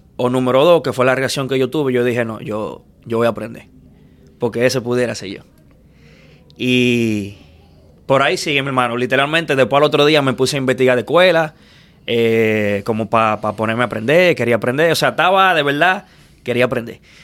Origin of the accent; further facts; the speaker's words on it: Santo Domingo, Dominican Republic; moved away as an adult; now in Miami, United States; yo nací en Villamella